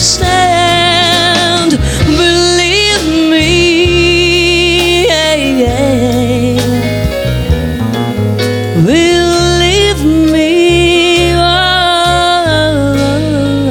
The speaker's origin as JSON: {"language": "English", "town": "Venice", "region": "Veneto", "country": "Italy", "tie": "born or raised there", "moved": "yes", "lives_now": "Los Angeles, United States", "said": "I am from Venice, Italy"}